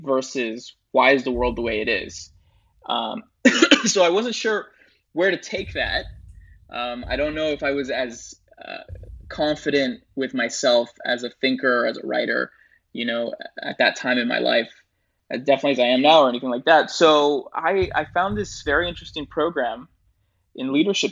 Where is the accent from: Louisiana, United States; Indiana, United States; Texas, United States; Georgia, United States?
Texas, United States; Rio Grande Valley, South; also born or lived in Bogota, Colombia / Chicago suburbs, Illinois / New York; I spent my childhood in the suburbs of Chicago. And around 10 or 11 years old, I moved to South Texas, to the Rio Grande Valley. And that's where I spent most of my life.